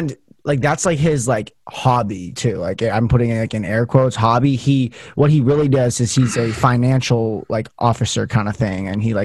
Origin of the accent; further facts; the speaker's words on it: Las Vegas, Nevada, United States; So I'm from Vegas, right?